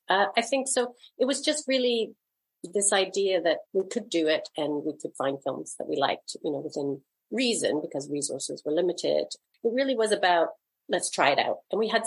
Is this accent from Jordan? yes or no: no; Canada; also born or lived in Toronto, Canada / Vancouver, Canada; Yeah, I grew up in Canada, in different parts of Canada, mostly Toronto and Vancouver.